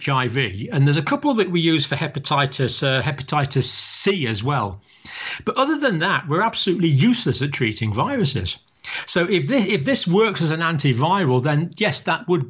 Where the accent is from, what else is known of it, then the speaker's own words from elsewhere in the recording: Scotland, United Kingdom; now in England; I'm living in England. I was born in Scotland, but I have proud Irish ancestry on several sides of my family.